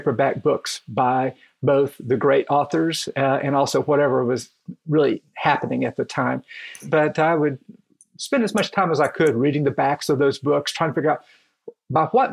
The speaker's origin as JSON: {"language": "English", "town": "Kingsport", "region": "Tennessee", "country": "United States", "tie": "born or raised there", "moved": "yes", "said": "I did grow up in East Tennessee, in Kingsport, part of the Tri-Cities area"}